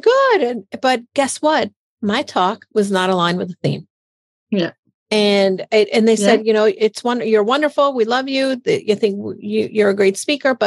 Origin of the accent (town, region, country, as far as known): Hartford, Connecticut, United States; born or raised there